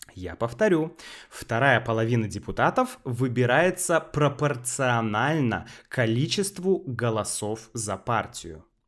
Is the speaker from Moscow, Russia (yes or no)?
no; Saint Petersburg, Russia; also born or lived in Novorossiysk; Я сейчас в Новороссийске, хотя мой родной город Санкт-Петербург